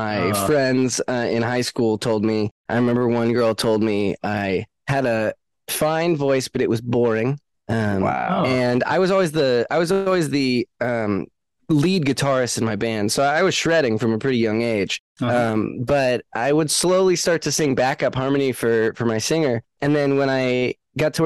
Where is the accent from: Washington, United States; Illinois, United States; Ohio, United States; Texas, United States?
Washington, United States; Seattle; also born or lived in Los Angeles, United States; now in Nashville, United States; I grew up in the Seattle music scene